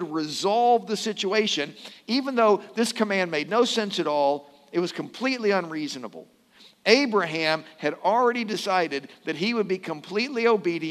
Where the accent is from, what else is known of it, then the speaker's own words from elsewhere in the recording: Louisville, Kentucky, United States; when I was growing up in Louisville, I had a friend at Okolona Christian Church